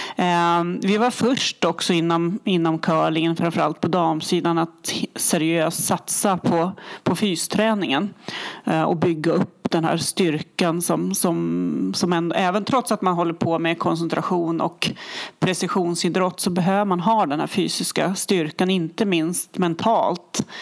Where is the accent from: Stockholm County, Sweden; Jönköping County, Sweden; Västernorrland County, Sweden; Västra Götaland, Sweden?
Västernorrland County, Sweden; Härnösand; Jag är ju uppvuxen i Härnösand.